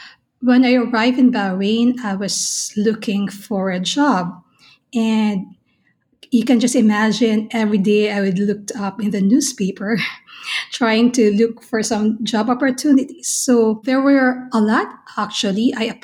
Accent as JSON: {"language": "English", "country": "Philippines", "tie": "born or raised there", "said": "Absolutely, I was a fan. Everybody in the Philippines knows …."}